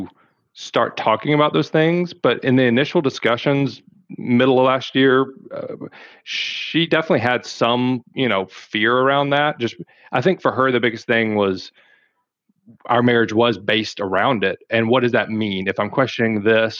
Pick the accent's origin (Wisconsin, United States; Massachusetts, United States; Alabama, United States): Alabama, United States; South; accent: Southern; moved away; I am from South Alabama originally